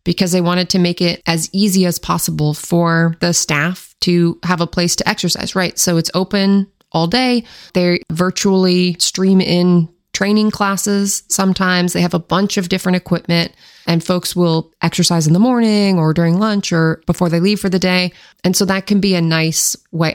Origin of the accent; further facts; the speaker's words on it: Washington, United States; I grew up in Washington State